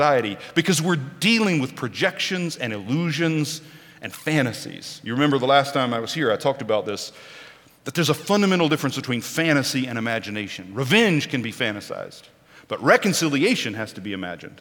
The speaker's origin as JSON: {"language": "English", "region": "Oklahoma", "country": "United States", "tie": "born or raised there", "moved": "yes", "said": "I was born and raised in Oklahoma"}